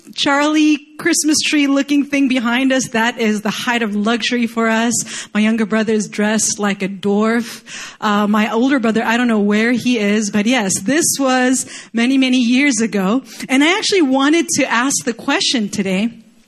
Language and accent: English; Chile; moved away; I grew up in Chile